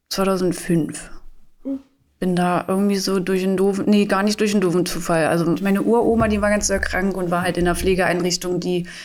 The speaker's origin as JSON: {"language": "German", "town": "Goslar", "region": "Lower Saxony", "country": "Germany", "lives_now": "Magdeburg, Germany", "said": "Ich komme eigentlich aus Goslar und bin seit 2017 in Magdeburg."}